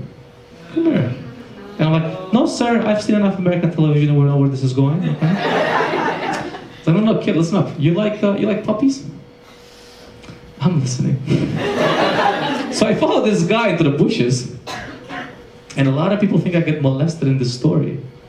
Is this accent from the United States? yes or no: no; Romania; English is a second language; when I was growing up in Romania, there was a lot of dogs running the streets